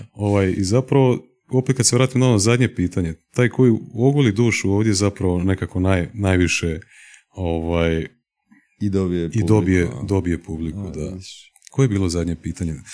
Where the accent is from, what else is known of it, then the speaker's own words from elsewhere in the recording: Osijek, Osijek-Baranja County, Croatia; moved away as an adult; also born or lived in Slavonski Brod; now in Zagreb, Croatia; odrastao sam u Osijeku.